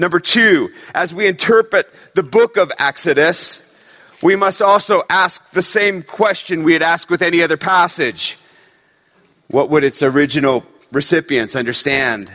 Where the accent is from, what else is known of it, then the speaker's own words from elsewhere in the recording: Northern California, United States; I grew up in Northern California